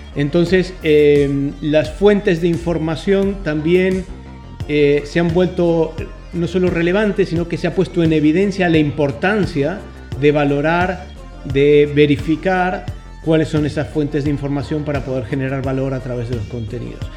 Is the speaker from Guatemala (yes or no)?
no; Argentina; como buen argentino